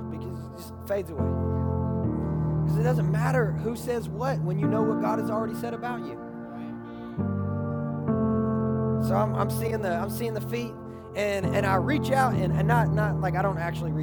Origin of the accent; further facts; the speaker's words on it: Kentucky, United States; I'm from Kentucky